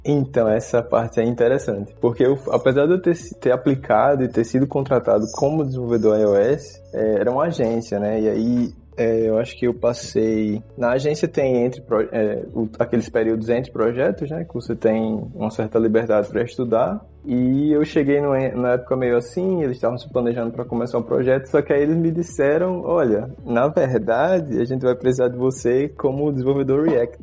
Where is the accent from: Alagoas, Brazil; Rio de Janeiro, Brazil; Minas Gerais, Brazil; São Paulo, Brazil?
Alagoas, Brazil; accent: nordestino; moved away as an adult; also born or lived in Maceió; now in Graz, Austria; acho que você vai perceber pelo meu sotaque, eu sou nordestino, sou de Alagoas